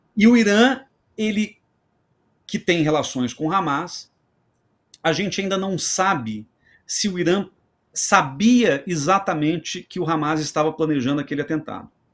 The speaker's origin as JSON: {"language": "Portuguese", "town": "Belo Horizonte", "region": "Minas Gerais", "country": "Brazil", "said": "Belo Horizonte, que é minha terra"}